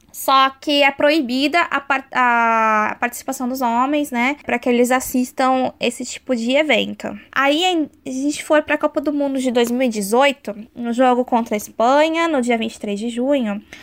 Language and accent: Portuguese; Brazil; a gente, como brasileiro, que é super. tem o sangue quente